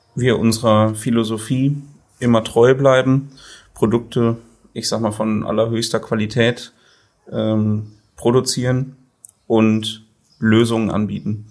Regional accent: Sassenberg, North Rhine-Westphalia, Germany; bin ich gebürtiger Sassenberger, auch heute noch hier wohnhaft

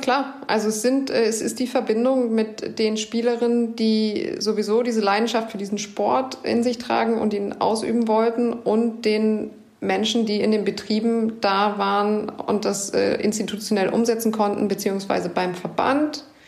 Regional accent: Hanover, Lower Saxony, Germany; Aber ich bin auch in Hannover geboren

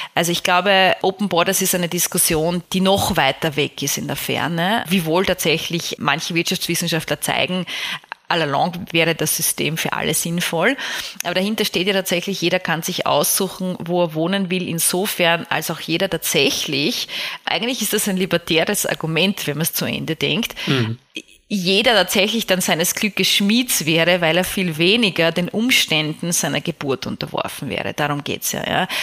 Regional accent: Vienna, Austria; ich komme ja aus Wien, die Stadt von Freud

